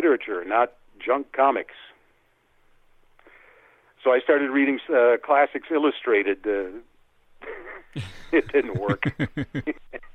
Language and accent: English; Cleveland, Ohio, United States; moved away as an adult; now in Canada; I grew up in Cleveland.